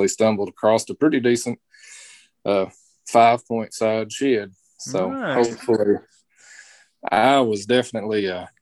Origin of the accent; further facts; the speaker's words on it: Webster County, Kentucky, United States; Growing up in Webster County, my dad's a coal miner